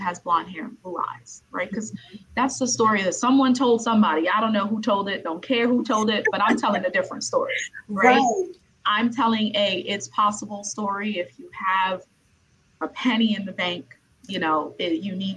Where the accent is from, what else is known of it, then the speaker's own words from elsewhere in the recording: New York City, New York, United States; I'm from Brooklyn, New York